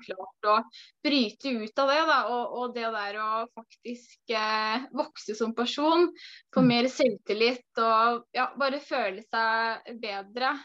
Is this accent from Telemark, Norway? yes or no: yes; Porsgrunn, Telemark, Norway; moved away as an adult; now in Sandefjord, Norway; Jeg kommer egentlig fra Porsgrunn